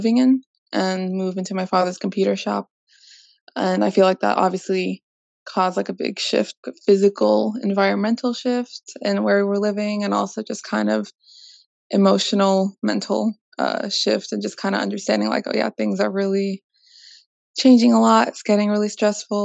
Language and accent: English; Vallejo, California, United States; I am from Vallejo, California